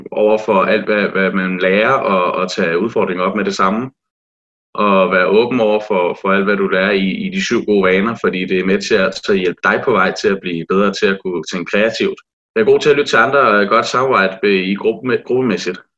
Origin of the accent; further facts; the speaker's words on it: Næstved, Zealand, Denmark; og jeg kommer fra Næstved af, og er rigtig nævrdreng, øh, som i hele til hjertet.